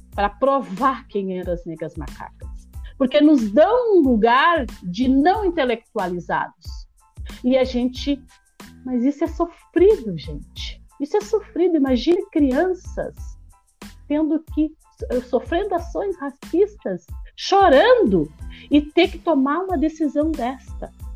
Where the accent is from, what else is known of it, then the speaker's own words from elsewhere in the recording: Osório, Rio Grande do Sul, Brazil; eu sou de Osório